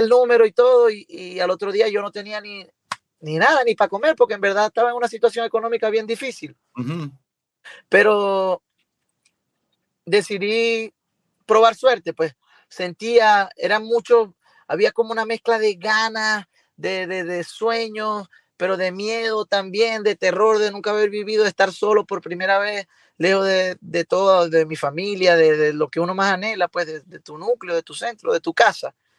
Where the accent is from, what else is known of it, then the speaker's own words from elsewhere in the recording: Venezuela; moved away as an adult; now in Miami, United States; aquí en Venezuela